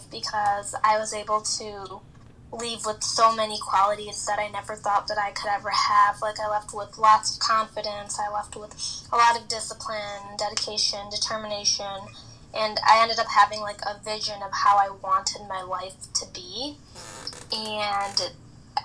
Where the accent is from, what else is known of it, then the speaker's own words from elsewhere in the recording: Chicago, Illinois, United States; I'm from Chicago